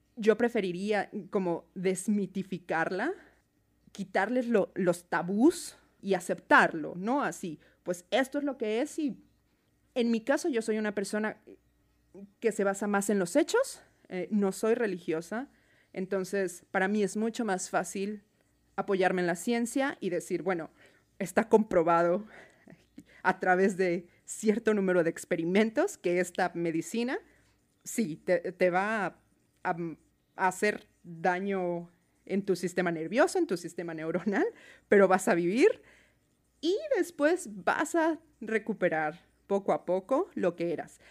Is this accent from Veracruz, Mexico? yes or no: no; Mexico City, Mexico; moved away as an adult; now in Seattle, United States; Soy de México, de la Ciudad de México.